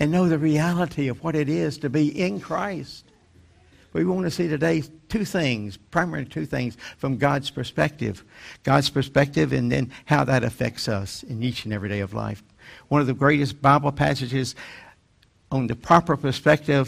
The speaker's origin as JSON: {"language": "English", "region": "North Carolina", "country": "United States", "tie": "born or raised there", "said": "my hometown in North Carolina"}